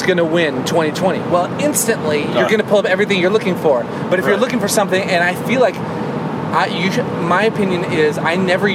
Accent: United States; I'm an American

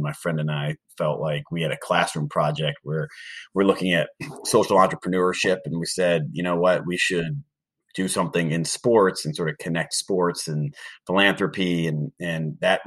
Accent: Cleveland, Ohio, United States; moved away; also born or lived in Durham / Boston; I grew up in Cleveland

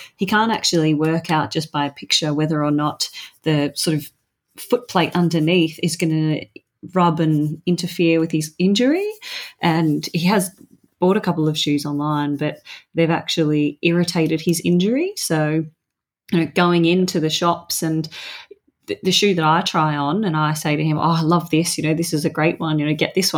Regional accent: Melbourne, Victoria, Australia; moved away as an adult; now in Sydney, Australia; I am returning to my hometown. I'm actually coming down your way, Melbourne.

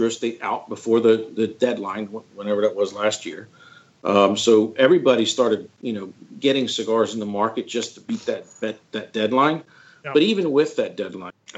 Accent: United States; as an American

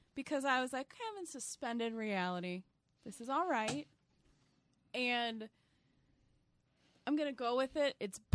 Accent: Central Illinois, United States; I'm from Central Illinois.

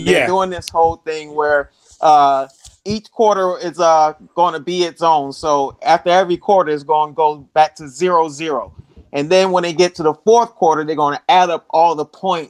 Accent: Orlando, Florida, United States; Hey, yeah, Randy, I grew up in Orlando, Florida.

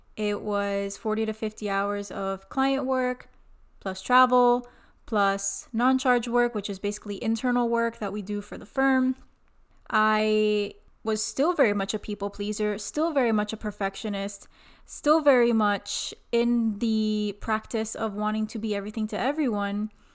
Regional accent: Miami, Florida, United States; I was born and raised in Miami, Florida

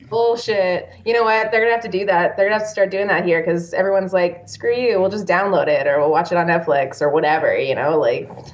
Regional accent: Canada; moved away; also born or lived in Texas; I'm not your only Canadian friend.

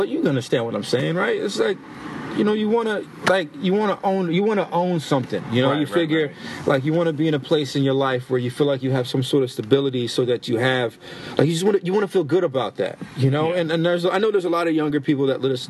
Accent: New Britain, Connecticut, United States; we're from New Britain, Connecticut

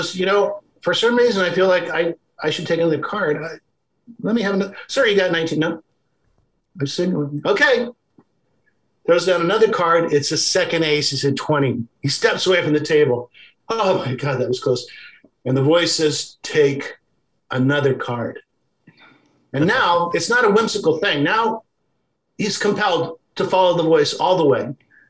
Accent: Washington, District of Columbia, United States; I was born in Washington, D.C.

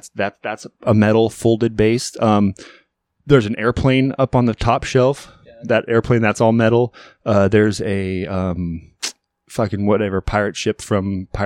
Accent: Ireland; But it's also because I'm Irish.

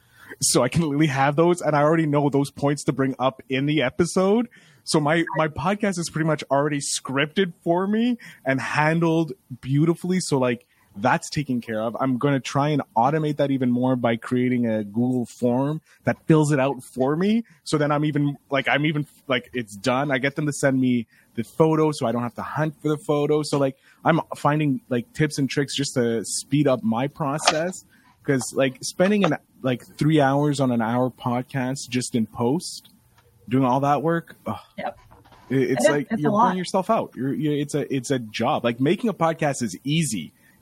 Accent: Ireland; I have the gift of gab. I'm an Irishman. I kissed the Blarney Stone when I shouldn't have kissed the Blarney Stone.

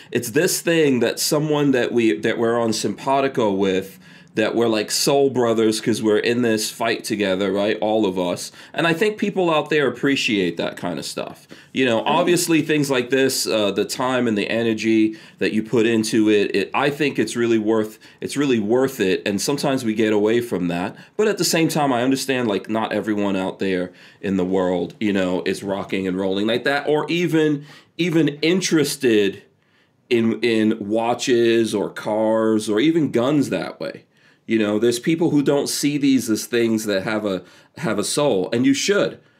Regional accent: Guyana; born there; Uh, I was born in Guyana in South America, so uh, yeah, and I'm I'm like uh, my my mom's Indian, um, you know, and so just having that mix, being from the Caribbean and all that kind of stuff.

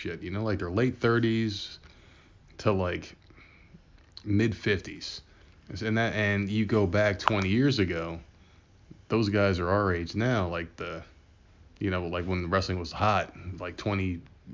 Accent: New Jersey, United States

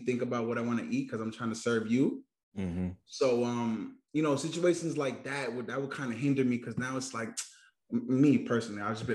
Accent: New York City, New York, United States; moved away as an adult; now in Houston, United States; we're from New York City

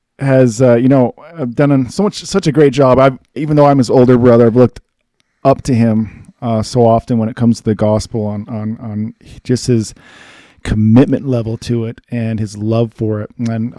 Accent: Shelley, Idaho, United States; we grew up in Shelley, Idaho. It's a small town. Some of you might have heard of it, south of Idaho Falls, about 6-7 miles. About 3,300 people when we were growing up.

